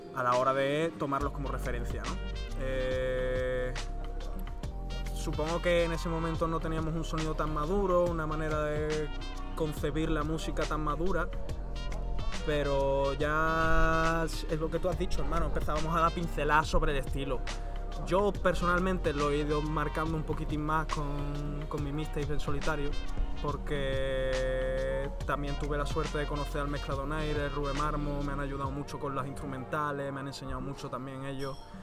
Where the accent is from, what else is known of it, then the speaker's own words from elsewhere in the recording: Seville, Andalusia, Spain; also born or lived in northern Italy (born); yo soy sevillano de haberme criado allí en Triana